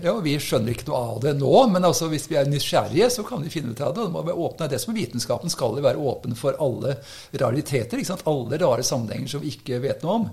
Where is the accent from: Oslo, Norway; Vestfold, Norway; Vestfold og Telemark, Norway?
Oslo, Norway; moved away as an adult; now in Ski, Norway; Jeg kommer fra Oslo. Så eh, Oppvokst oppe i Korsvoll